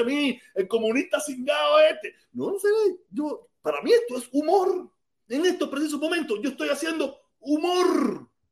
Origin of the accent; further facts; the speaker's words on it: Cuba; moved away as an adult; now in United States; nosotros los cubanos que vivíamos en Cuba y que nos fuimos grandes